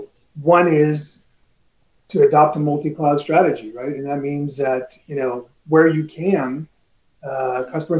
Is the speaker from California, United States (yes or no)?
yes; California, United States; I grew up in California